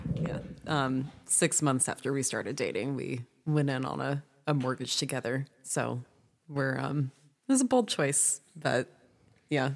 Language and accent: English; South Louisiana, United States; now in Franklin, North Carolina, United States; I'm from South Louisiana